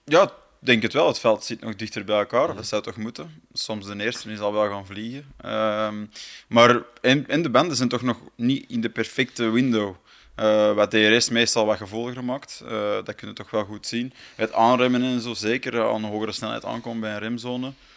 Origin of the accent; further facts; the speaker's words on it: Flanders, Belgium; voor ons als Vlaming